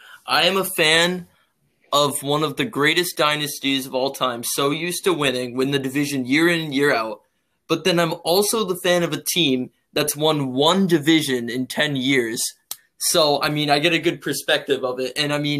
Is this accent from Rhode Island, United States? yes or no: yes; Westerly, Rhode Island, United States; I am also from Westerly, Rhode Island.